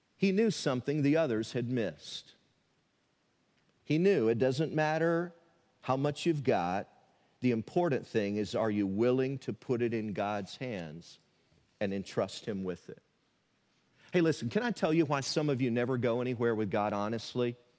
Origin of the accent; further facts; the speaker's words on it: Tennessee, United States; a fifteen-year-old teenager growing up in Tennessee